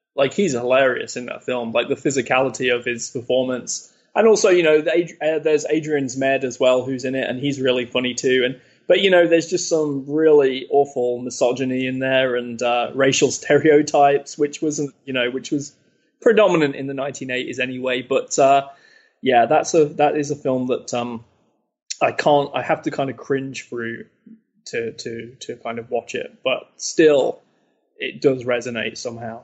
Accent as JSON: {"language": "English", "town": "Leicester", "region": "East Midlands", "country": "United Kingdom", "tie": "born or raised there", "said": "in Leicester, which is my hometown in the UK"}